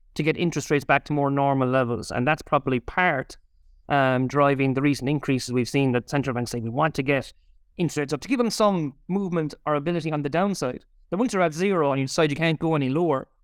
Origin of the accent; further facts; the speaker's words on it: Ireland; we're Irish consumers